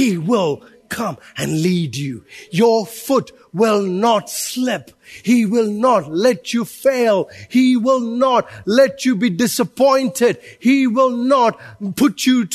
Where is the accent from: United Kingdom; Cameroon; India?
India; now in Auckland, New Zealand; I'm Indian